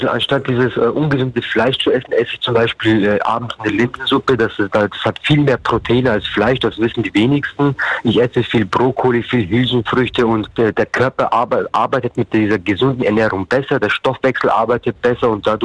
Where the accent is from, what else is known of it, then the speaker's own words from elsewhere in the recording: Bavaria, Germany; Ich komme aus Bayern und Bayern